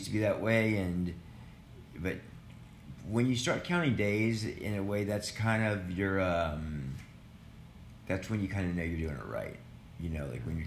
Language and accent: English; Louisiana, United States; moved away; I grew up in Louisiana